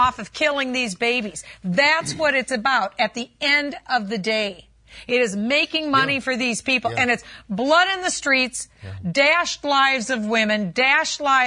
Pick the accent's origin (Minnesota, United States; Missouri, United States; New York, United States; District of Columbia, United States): Minnesota, United States; my home state of Minnesota.